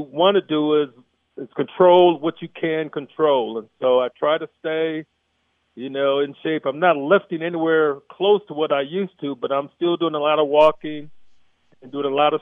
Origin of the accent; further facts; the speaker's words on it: Flint, Michigan, United States; I grew up in Flint, Michigan